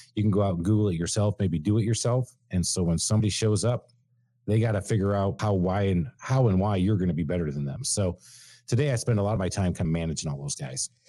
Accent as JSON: {"language": "English", "region": "Michigan", "country": "United States", "tie": "born or raised there", "moved": "yes", "lives_now": "Atlanta, United States", "said": "born and raised in Michigan"}